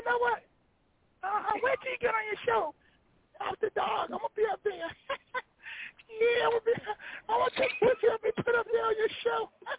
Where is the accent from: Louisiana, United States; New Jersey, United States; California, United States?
California, United States; Compton; I'm from Compton.